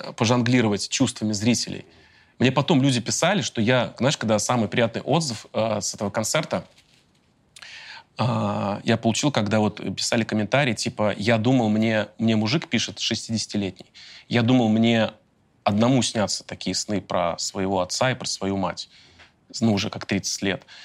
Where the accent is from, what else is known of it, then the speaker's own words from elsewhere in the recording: Volgograd, Volgograd Oblast, Russia; moved away; Я при этом родился в Красноармейском районе